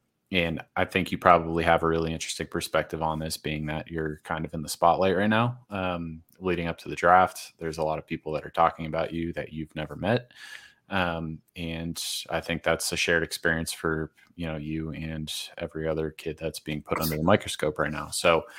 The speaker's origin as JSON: {"language": "English", "region": "East Coast", "country": "United States", "tie": "born or raised there", "said": "I grew up on the East Coast and I miss it, honestly."}